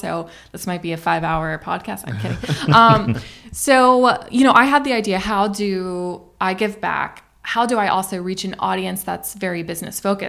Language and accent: English; Florida, United States; moved away as an adult; My home state was Florida. I was born in Florida. I wanted to come back and give my expertise to the community that I call home